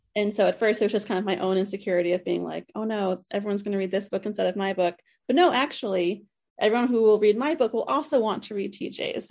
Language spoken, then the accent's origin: English; East Coast, United States; I grew up on the East Coast